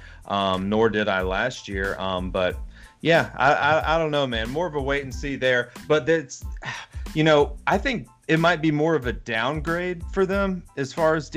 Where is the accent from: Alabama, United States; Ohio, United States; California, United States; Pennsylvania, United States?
Alabama, United States; Hoover; I went to Hoover High School in Alabama